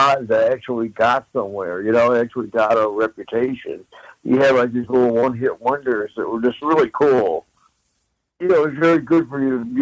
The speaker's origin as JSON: {"language": "English", "region": "Midwest", "country": "United States", "tie": "born or raised there", "said": "growing up in the Midwest"}